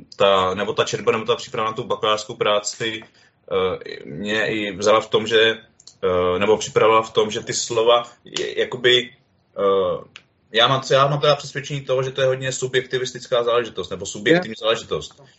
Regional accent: Jihlava, Vysočina Region, Czechia; Já jsem teda z Jihlavy

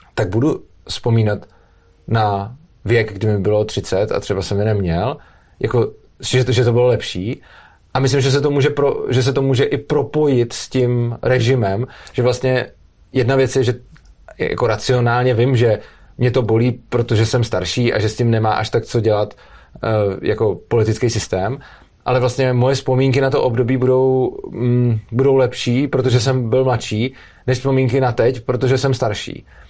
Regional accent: Prague, Czechia; Já jsem z Prahy a dojíždím do Brna

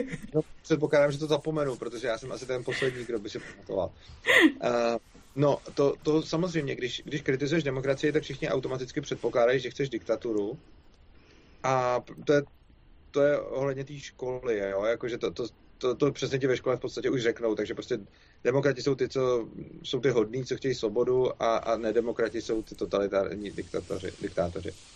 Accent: Czechia; my Češi

